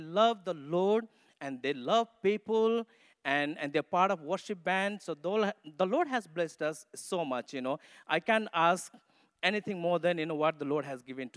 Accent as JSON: {"language": "English", "country": "Nepal", "also_born_or_lived": "Mussoorie, India", "accent": "Nepali", "second_language": "English", "moved": "yes", "said": "I come from Nepal, so English is not my mother tongue. And so you have to tune your ears, you know, to understand my Nepali accent English."}